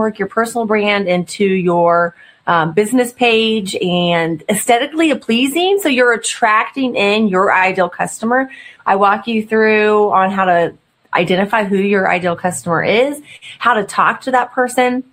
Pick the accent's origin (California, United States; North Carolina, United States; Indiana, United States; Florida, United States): Indiana, United States; I'm from Indiana